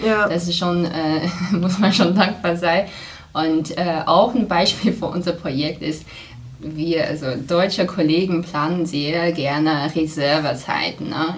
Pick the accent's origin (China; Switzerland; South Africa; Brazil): China; Qingdao, Shandong; German is a second language; moved away as an adult; also born or lived in Passau, Germany; now in Germany; in meiner Heimat Qingdao